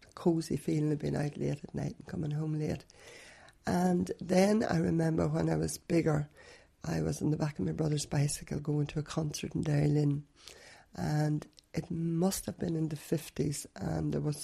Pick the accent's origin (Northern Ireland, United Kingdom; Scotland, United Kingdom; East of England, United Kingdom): Northern Ireland, United Kingdom; Derrylin; I actually was born and bred in Derry Lynn and lived there all my life.